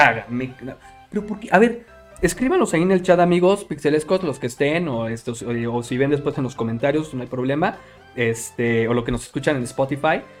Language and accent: Spanish; Mexico City, Mexico; a los que vivíamos en el Distrito Federal.